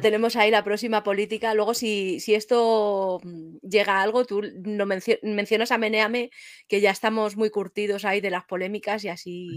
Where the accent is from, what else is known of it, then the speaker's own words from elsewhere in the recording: Madrid, Community of Madrid, Spain; yo que soy de Madrid